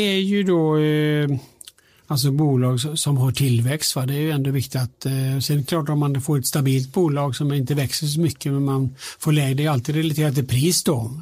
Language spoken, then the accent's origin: Swedish; Alingsås, Västra Götaland, Sweden; now in Stockholm, Sweden; jag kommer från Alingsås, alltså, bor i Stockholm